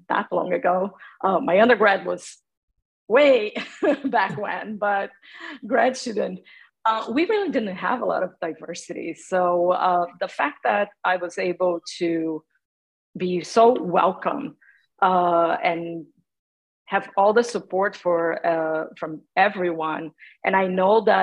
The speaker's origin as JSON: {"language": "English", "country": "Brazil", "tie": "born or raised there", "second_language": "English", "moved": "as an adult", "lives_now": "United States", "said": "I come from Brazil. I was born and raised in Brazil"}